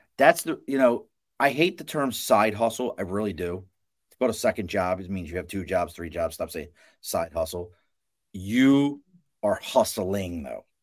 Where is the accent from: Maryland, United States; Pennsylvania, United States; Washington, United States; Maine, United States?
Maryland, United States; Baltimore; moved away; I, I grew up in Baltimore, dog. I'm from Baltimore originally